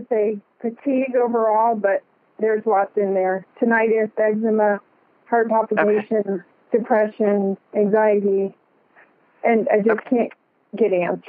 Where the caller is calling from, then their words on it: Roseville, California, United States; I'm calling from Roseville, California.